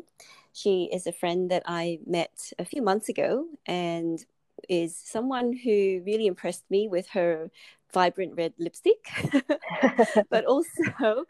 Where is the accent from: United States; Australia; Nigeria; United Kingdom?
Australia; I grew up in Australia and like yourself, my family's Chinese or Asian background